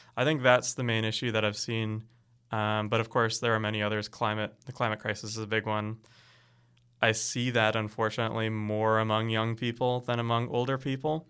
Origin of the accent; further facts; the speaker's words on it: Canada; I'm really proud of being Canadian